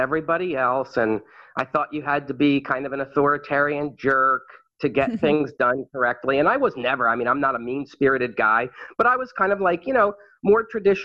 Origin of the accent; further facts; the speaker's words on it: New England, Maine, United States; moved away as an adult; also born or lived in Wainfleet, Maine; now in Phnom Penh, Cambodia; I'm from New England. I'm a Mainer, as they call it.